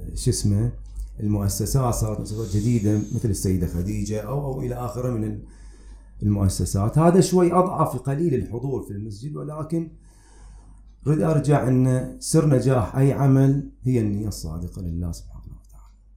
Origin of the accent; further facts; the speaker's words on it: Manama, Capital Governorate, Bahrain; now in Madinat Hamad, Bahrain; قريتي خب خب هي كانت الأصل في التربية وكذا وحضوري هناك كان لأن احنا أولاد المنامة